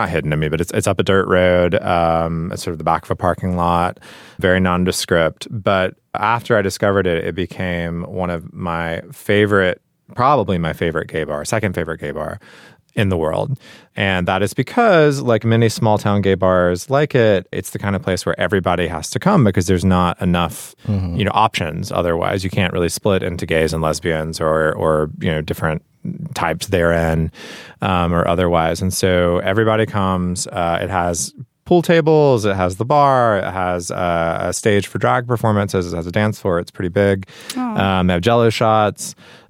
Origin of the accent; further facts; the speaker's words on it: Rock Hill, South Carolina, United States; moved away; my hometown which is Rock Hill, South Carolina.